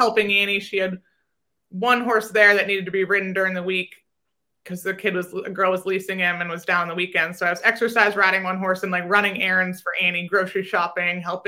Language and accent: English; Vermont, United States; I grew up in Vermont eventing